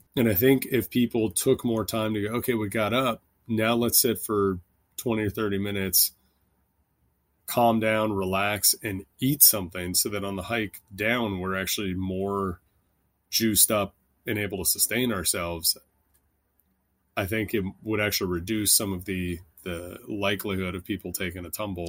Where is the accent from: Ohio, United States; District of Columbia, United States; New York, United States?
District of Columbia, United States; Washington; moved away as an adult; also born or lived in Los Angeles / Philadelphia / Haiti / Kentucky; I grew up in Washington, D C, and then moved